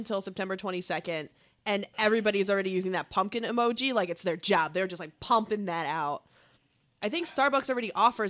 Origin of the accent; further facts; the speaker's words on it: Connecticut, United States; Growing up in Connecticut, there's a very large Jewish community.